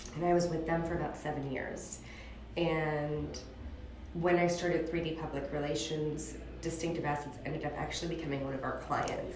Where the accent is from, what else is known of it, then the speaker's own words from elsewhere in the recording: Beverly Hills, California, United States; moved away as an adult; also born or lived in New York / Los Angeles / London; I was born and raised in Beverly Hills